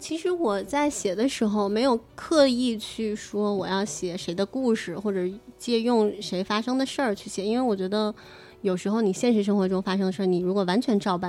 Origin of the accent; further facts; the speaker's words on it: Shanxi, China; 嗯嗯，还有就是我作为一个山西人，